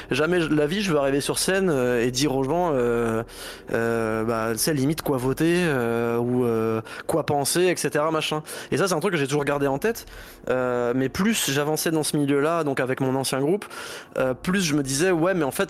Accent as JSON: {"language": "French", "town": "Laval", "region": "Pays de la Loire", "country": "France", "said": "on vient de Laval donc on sait ce que c'est que de pas avoir de concert"}